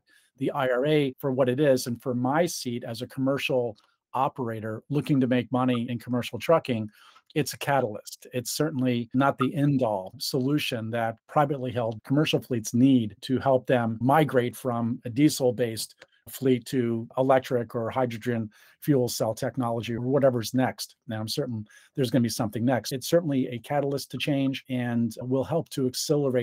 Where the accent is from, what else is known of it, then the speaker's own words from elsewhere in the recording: New York, United States; New York, my home state